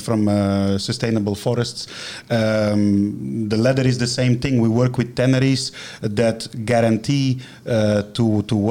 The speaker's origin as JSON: {"language": "English", "country": "Belgium", "tie": "born or raised there", "moved": "as an adult", "lives_now": "China", "said": "back in Belgium, in my hometown"}